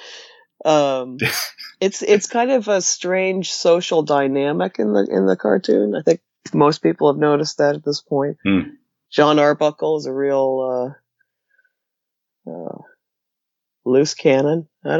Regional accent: Richmond, Virginia, United States; moved away as an adult; also born or lived in New York; now in Washington, D.C., United States; I'm from Richmond, Virginia, originally

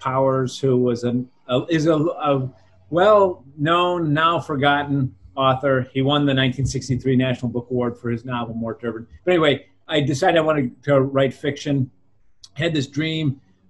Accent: Wayzata, Minnesota, United States; I was growing up in Wayzata, Minnesota, a suburb of Minneapolis

